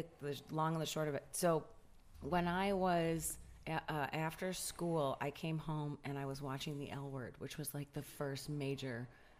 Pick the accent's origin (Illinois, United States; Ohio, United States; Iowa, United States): Illinois, United States; Chicago; now in Los Angeles, United States; I'm from Chicago, Illinois.